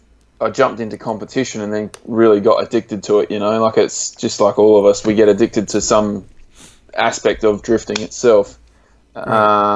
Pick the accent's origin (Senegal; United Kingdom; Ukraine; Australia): Australia; state level events like we do in Australia, but we've got like state based championships in like my home state and Victoria.